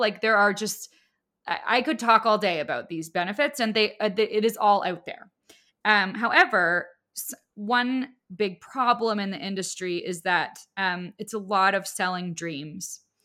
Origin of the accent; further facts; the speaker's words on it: Canada; I'm also Canadian